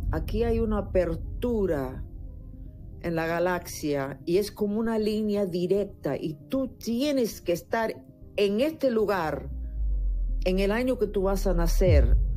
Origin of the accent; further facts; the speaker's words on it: Caracas, Capital District, Venezuela; also born or lived in Caripe del Guácharo; ¿Naciste en Caracas? Yo nací en Caracas.